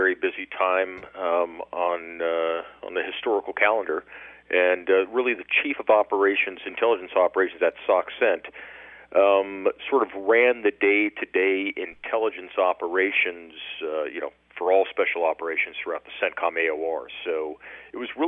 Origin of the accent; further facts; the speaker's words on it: Huntington Beach, California, United States; now in Tampa, United States; I'm originally from Orange County, Huntington Beach, California